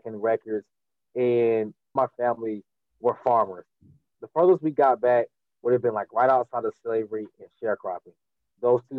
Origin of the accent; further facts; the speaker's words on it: Durham, North Carolina, United States; I'm from Durham, North Carolina.